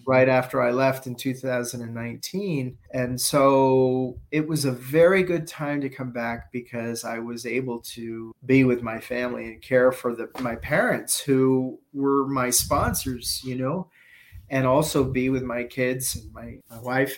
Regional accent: New York City, New York, United States; moved away; also born or lived in Toronto / Dubai; I went back to New York and I'm a New Yorker.

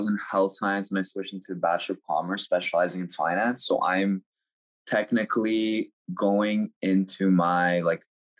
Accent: Toronto, Ontario, Canada; also born or lived in United States; I was born in America, so I'm an American citizen. Mm-hmm. But my whole life, since I was like 10 years old, I've lived in Canada, right? So I'm based out of Toronto, Canada.

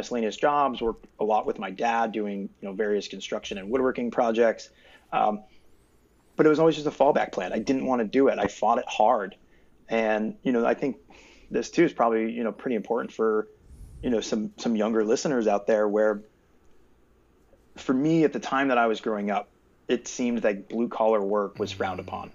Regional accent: East Coast, United States; also born or lived in Southern California; I'm originally from the East Coast

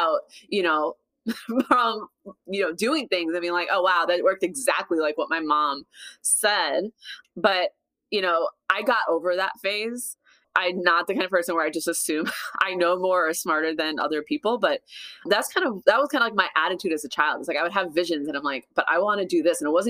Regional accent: Minnesota, United States; I grew up in Minnesota

